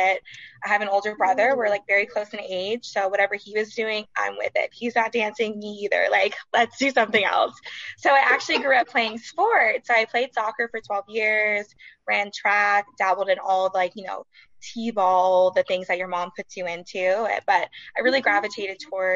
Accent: Sacramento, California, United States; I am from Sacramento, California, Sac native, born and raised.

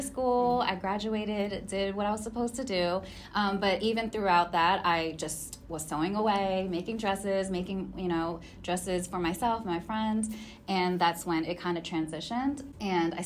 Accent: Cheltenham, Pennsylvania, United States; moved away as an adult; also born or lived in York, Pennsylvania; now in Los Angeles, United States; I moved to the outer skirts of Philadelphia

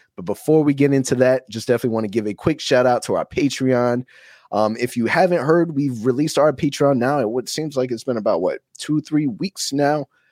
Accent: Orlando, Florida, United States; Born and raised in Orlando

